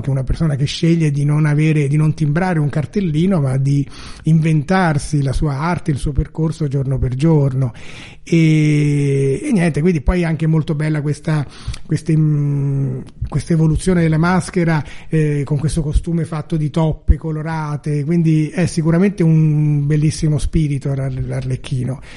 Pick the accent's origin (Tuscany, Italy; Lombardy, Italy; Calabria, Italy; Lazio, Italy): Tuscany, Italy; Florence; io che sono fiorentino